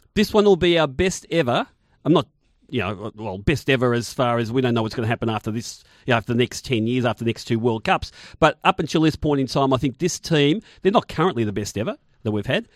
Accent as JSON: {"language": "English", "town": "Footscray", "region": "Victoria", "country": "Australia", "said": "my local club was Footscray JUST because I'm obviously from the Footscray area"}